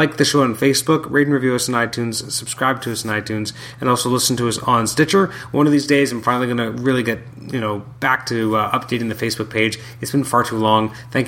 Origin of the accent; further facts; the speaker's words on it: Canada; I'm a Canadian